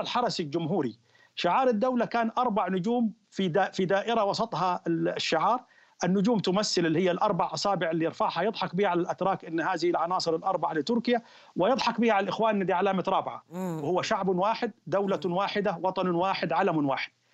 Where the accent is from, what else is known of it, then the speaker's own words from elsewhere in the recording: Egypt; احنا عندنا في مصر